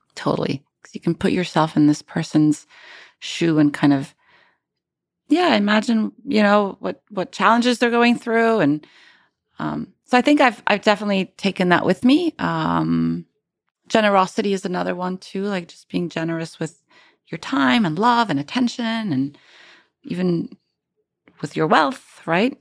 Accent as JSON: {"language": "English", "town": "Cairo", "region": "Cairo Governorate", "country": "Egypt", "also_born_or_lived": "Cambridge, United Kingdom", "moved": "as an adult", "lives_now": "United States", "said": "I moved from Cairo to Cambridge, U K to do my P H D"}